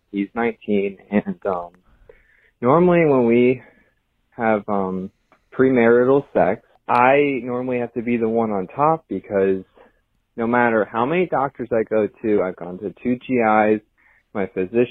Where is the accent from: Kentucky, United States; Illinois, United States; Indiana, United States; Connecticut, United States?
Connecticut, United States; I'm 23. I'm from Connecticut.